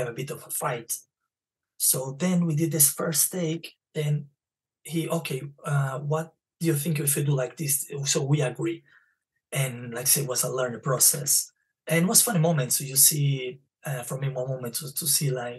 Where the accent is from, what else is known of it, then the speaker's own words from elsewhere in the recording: Brazil; English is a second language; also born or lived in Spain; now in London, United Kingdom; because I'm from Brazil and I speak Spanish, the accent.